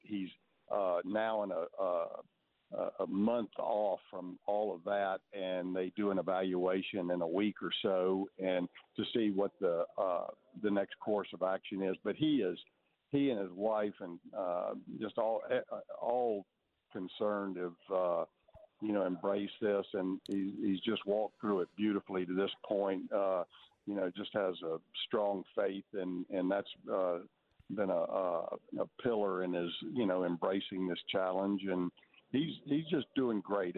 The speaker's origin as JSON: {"language": "English", "region": "Texas", "country": "United States", "tie": "born or raised there", "said": "growing up in Texas"}